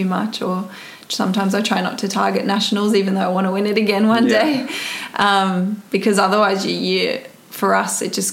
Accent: Canberra, Australian Capital Territory, Australia; moved away as an adult; I come from Canberra, and it's great cycling community there.

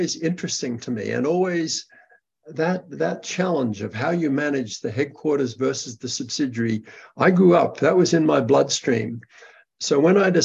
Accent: Brisbane, Queensland, Australia; moved away; In Australia, in Brisbane, Australia

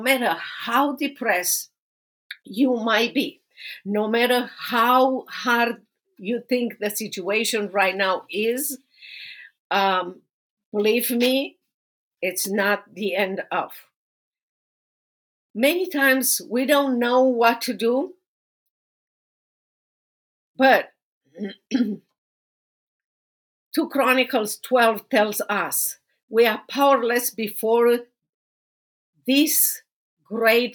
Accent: Romania; moved away as an adult; now in United States; I have known you from back to Romania many years ago, and I have been growing with you here in America for so many years.

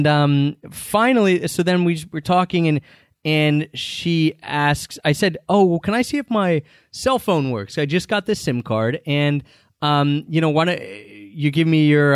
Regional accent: United States; first language English; also born or lived in Philadelphia; we're from America. We live in Philadelphia

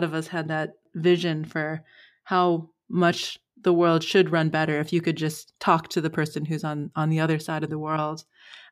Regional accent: Canada; As a Canadian

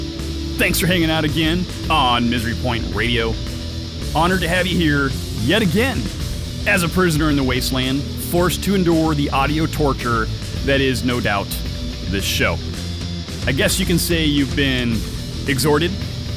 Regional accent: near Seattle, Washington, United States; I got an opportunity to hang out with Vinny before their show in Seattle, Washington, near my hometown.

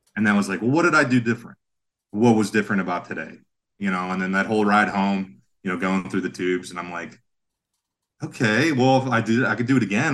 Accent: Sharon, Pennsylvania, United States; now in Pittsburgh, United States; I'm from Sharon

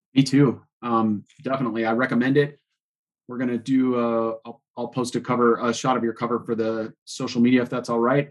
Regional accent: Boulder, Colorado, United States; growing up here in Boulder and riding here for 35 years

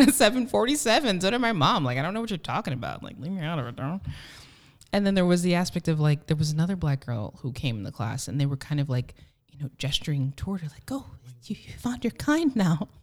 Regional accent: New Jersey, United States; I was born and raised in New Jersey

